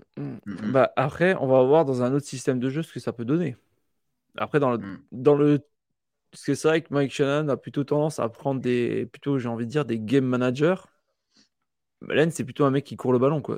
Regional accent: France; chez nous en France

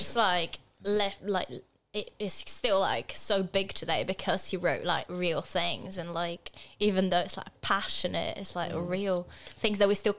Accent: Brazil; moved away; I'm from Brazil.

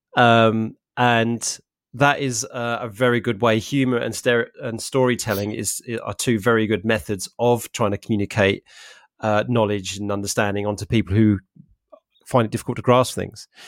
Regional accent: London, United Kingdom; moved away as an adult; now in Norwich, United Kingdom; I'm originally from North London, uh, Essex area

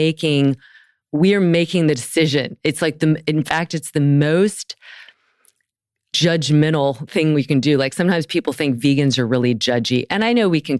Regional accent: the South, United States; I grew up in the South

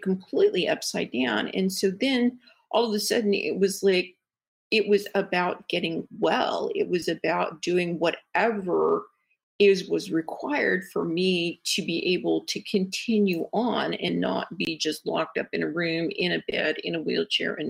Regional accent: Midwest, United States; I am from the Midwest. And so I was kind of raised more, you know, as being, you know, a lady

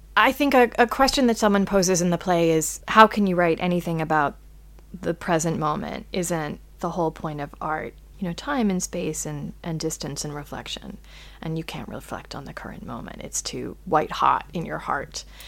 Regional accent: United States; as an American

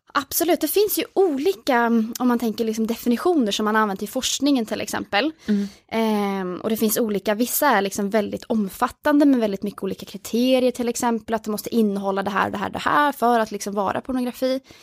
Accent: Oslo, Norway; moved away as an adult; now in Uppsala, Sweden; jag är från Oslo ehm, och flyttade till Uppsala där jag bor nu

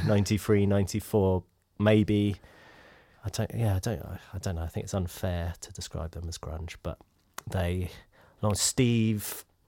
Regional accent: United Kingdom; But, you know, I'm a British 90s boy.

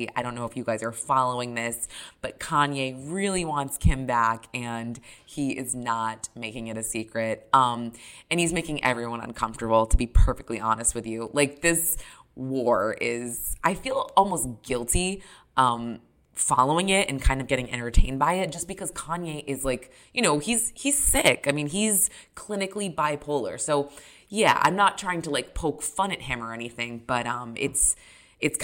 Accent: New Hampshire, United States; moved away; I'm originally from New Hampshire. I knew about Ailey growing up.

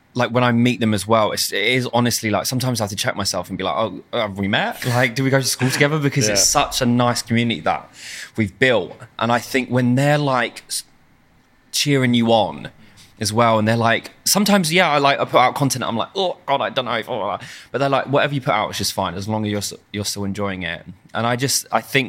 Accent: London, United Kingdom; I'm from South London, like very normal family

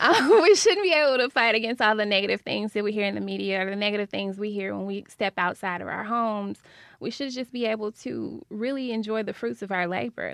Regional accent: Fayette, Mississippi, United States; also born or lived in Savannah, Georgia; now in Jackson, United States; I'm from Fayette, so I was, I was raised seeing the need for it

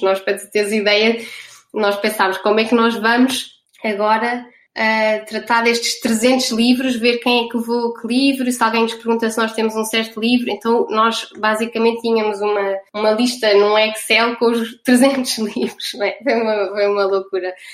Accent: Portugal; first language Portuguese; also born or lived in Netherlands; now in Rotterdam, Netherlands; nós somos as quatro portuguesas

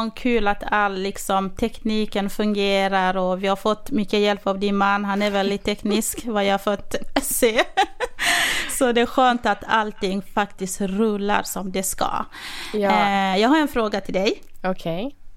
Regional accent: Örnsköldsvik, Västernorrland County, Sweden; now in Västerås, Sweden; jag är uppvuxen i Övik och eh, bor idag i Västerås.

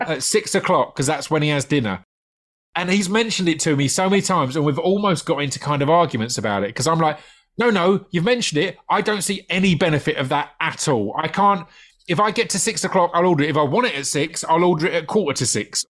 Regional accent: United Kingdom; a British takeaway obsessive

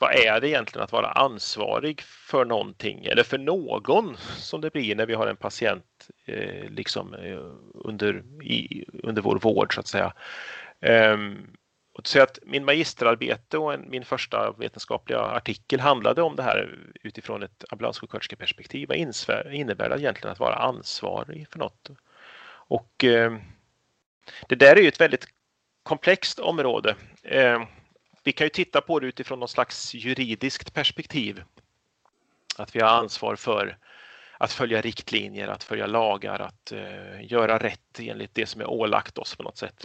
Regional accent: Karlstad, Värmland, Sweden; moved away as an adult; now in Katrineholm, Sweden; jag har bott lika lång tid här som i stan jag växte upp i Karlstad i Värmland

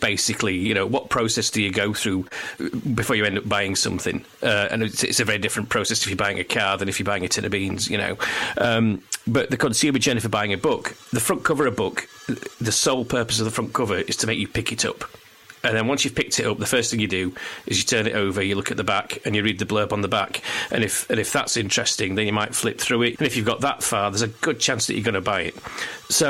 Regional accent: Barnsley, Yorkshire and the Humber, United Kingdom; I grew up in Barnsley

